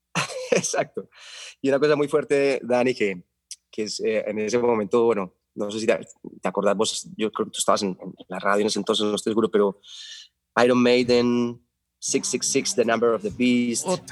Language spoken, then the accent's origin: Spanish; Medellín, Antioquia, Colombia; also born or lived in Carolina del Príncipe; yo nací en 1972 en Medellín, en la clínica El Rosario